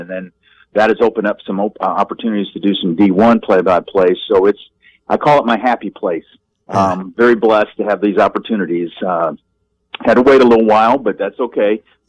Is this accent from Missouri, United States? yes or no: no; Madison, Wisconsin, United States; moved away as an adult; now in Mississippi, United States; born and raised in Madison, Wisconsin.